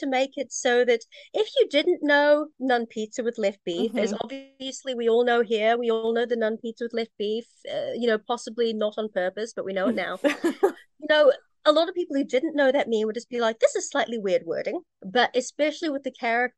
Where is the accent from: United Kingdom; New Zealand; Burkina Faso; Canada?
New Zealand; by being Kiwi, it's Kiwi humor